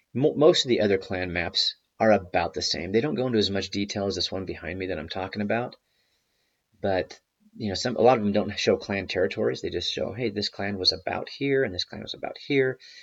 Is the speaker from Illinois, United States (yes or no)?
no; Idaho, United States; I'm I'm from Idaho